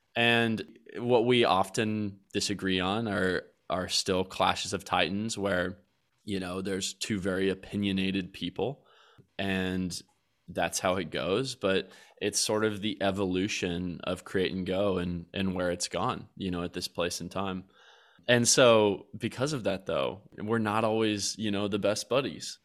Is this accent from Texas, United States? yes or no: yes; Colleyville, Texas, United States; we're gonna stay here in suburbia where I grew up in Colleyville, Texas